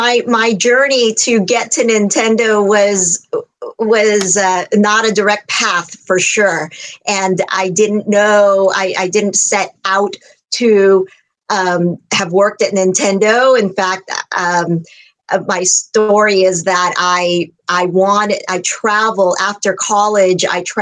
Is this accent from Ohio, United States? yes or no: no; San Francisco Bay Area, California, United States; also born or lived in Philippines; I grew up in the Bay Area, immigrated from the Philippines, grew up in the Bay Area